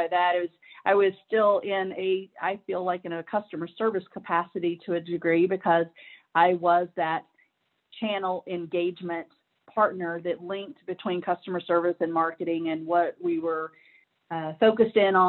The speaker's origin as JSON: {"language": "English", "town": "Nashville", "region": "Tennessee", "country": "United States", "tie": "born or raised there", "moved": "as an adult", "lives_now": "Georgia, United States", "said": "I am originally from Nashville, Tennessee. Love my home city. Love it. You know, really grew up there"}